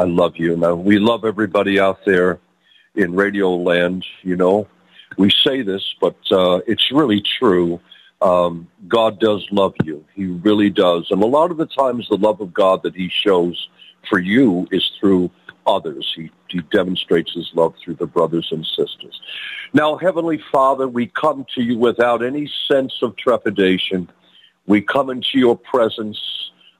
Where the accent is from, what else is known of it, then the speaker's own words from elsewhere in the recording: New York, United States; accent: New York; moved away as an adult; now in South Florida, United States; I'm a transplant. You can tell by my accent from New York